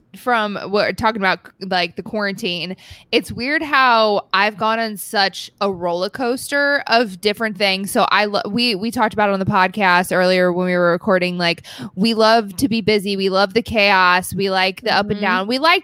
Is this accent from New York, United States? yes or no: yes; New York, United States; Long Island.